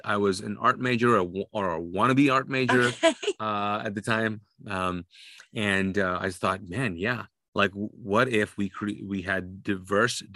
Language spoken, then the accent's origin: English; Kuwait; now in United States; I was born and raised in Kuwait as a Sunni Muslim, but I'm actually Pakistani. So I speak Urdu.